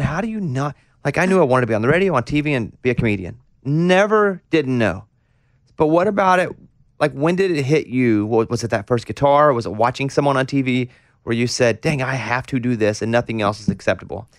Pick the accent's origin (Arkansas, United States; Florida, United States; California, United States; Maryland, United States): Arkansas, United States; growing up in Arkansas